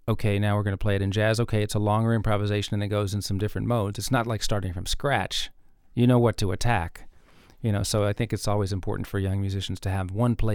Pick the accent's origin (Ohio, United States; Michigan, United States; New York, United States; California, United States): New York, United States; New York City; moved away as an adult; also born or lived in Tennessee; growing up in New York